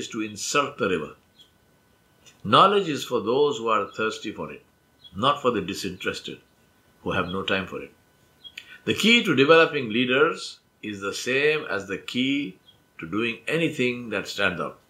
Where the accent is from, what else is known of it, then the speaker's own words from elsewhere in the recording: Hyderabad, Telangana, India; first language Urdu; English is a second language; moved away as an adult; also born or lived in Kwakwani, Guyana; I left the comfort of home and family and friends and social circle in Hyderabad and went to Guyana, South America, across the world.